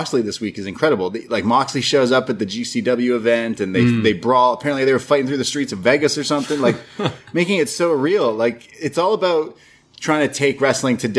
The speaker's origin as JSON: {"language": "English", "country": "Canada", "said": "as a Canadian"}